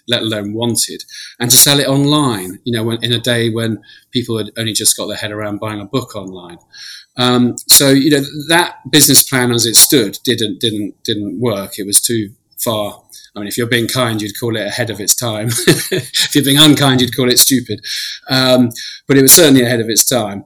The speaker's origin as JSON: {"language": "English", "region": "London", "country": "United Kingdom", "tie": "born or raised there", "also_born_or_lived": "Israel", "said": "I grew up in Putney in London"}